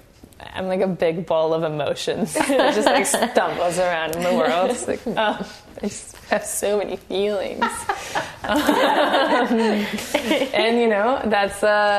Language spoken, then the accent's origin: English; Venezuela; moved away as an adult; now in Canada; I grew up in Venezuela